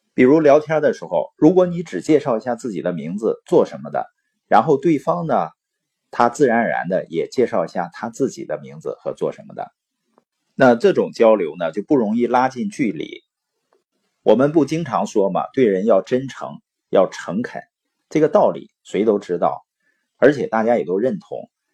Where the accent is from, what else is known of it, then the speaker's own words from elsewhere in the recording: Baoqing, Heilongjiang, China; moved away; also born or lived in Boli County, Heilongjiang; 我是黑龙江的，从小呢出生在宝清县，父母是那边的支边青年